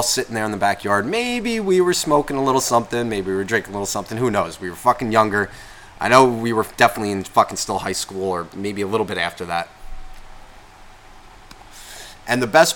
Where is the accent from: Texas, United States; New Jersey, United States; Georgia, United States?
New Jersey, United States; Nutley; where I grew up in Nutley